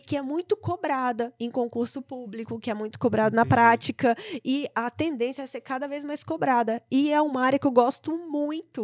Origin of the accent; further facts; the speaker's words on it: Brasília, Federal District, Brazil; also born or lived in São Paulo; eu vim para Brasília por isso, porque que é a minha cidade natal, ia voltar para casa da, da minha família